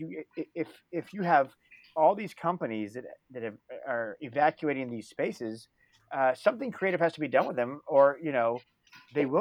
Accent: San Diego, California, United States; now in San Francisco, United States; I'm from San Diego

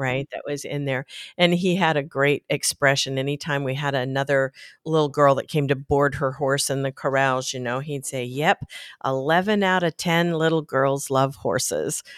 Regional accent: Tempe, Arizona, United States; now in Elizabeth, Colorado, United States; I was growing up in Tempe, Arizona

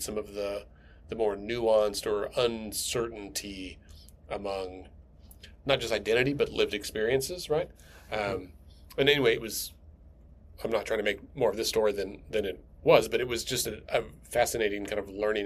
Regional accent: Texas, United States; also born or lived in Minnesota; now in Oklahoma City, United States; I grew up in Texas and for most of my childhood, and we lived in Minnesota for a few years

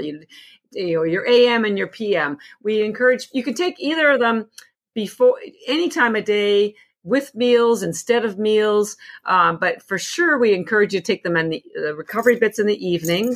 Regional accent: Canada; moved away; I'm actually from Canada originally

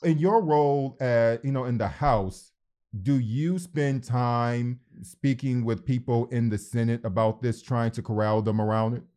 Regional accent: Detroit, Michigan, United States; growing up in Detroit, Michigan

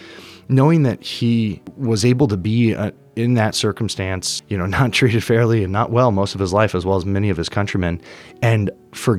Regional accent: Laguna Beach, California, United States; moved away; also born or lived in Germany / Arizona; I'm originally from Southern California, Laguna Beach specifically

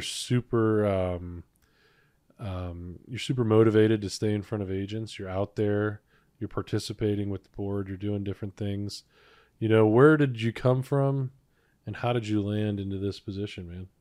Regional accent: Cleveland, Ohio, United States; moved away as an adult; now in Cincinnati, United States; I was born and raised in Cleveland, Ohio

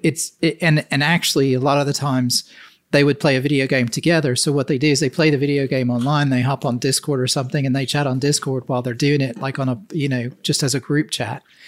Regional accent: the South, United States; I grew up in the South and the U S

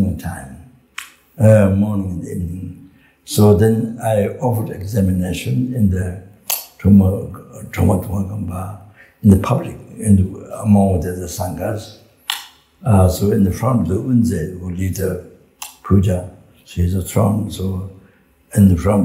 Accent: Solu Khumbu, Koshi Province, Nepal; moved away; also born or lived in Pagri, Tibet / Tibet; I came from Sol Kumbu

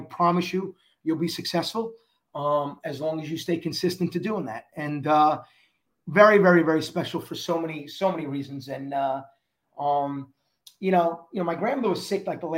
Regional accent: New York City, New York, United States; I was a kid from Queens who took the train to either Belmont or took the train to Aqueduct or walked to Aqueduct

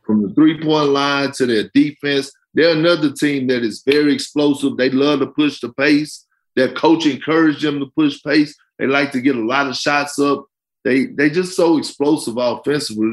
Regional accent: Beaumont, Texas, United States; I'm from Beaumont, Texas

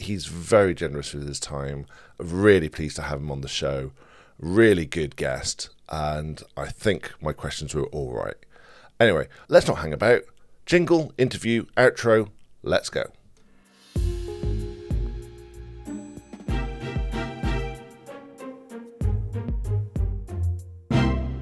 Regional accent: Bristol, South West England, United Kingdom; I live in Bristol, I was born in Bristol, Bristol is in my blood

